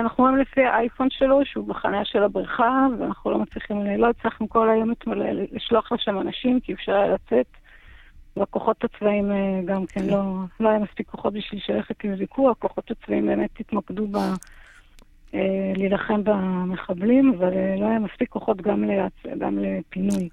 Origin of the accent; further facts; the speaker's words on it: Kfar Aza, Southern District, Israel; אני נולדתי, גדלתי בכפר עזה, אני אוהבת את הקיבוץ הזה